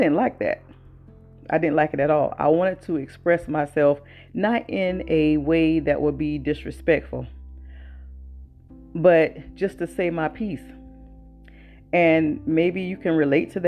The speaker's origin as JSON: {"language": "English", "region": "the South", "country": "United States", "tie": "born or raised there", "said": "I was born and raised in the South."}